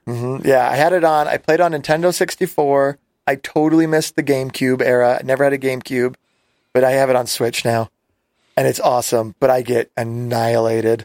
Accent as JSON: {"language": "English", "town": "Las Vegas", "region": "Nevada", "country": "United States", "tie": "born or raised there", "said": "We grew up in Las Vegas, and I was really small"}